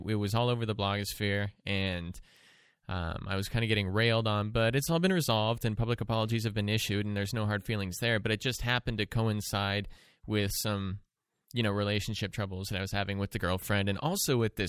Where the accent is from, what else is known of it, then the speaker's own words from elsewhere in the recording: Portland, Oregon, United States; now in New London, United States; I'm from Portland. I'm from the West Coast, temperate rainforest